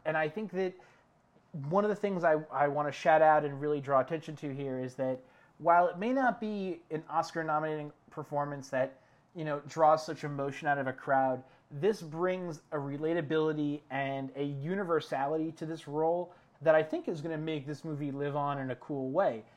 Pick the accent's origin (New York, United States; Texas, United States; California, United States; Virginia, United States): New York, United States; New York City; moved away; back in the city that never sleeps, my hometown, Uh, New York City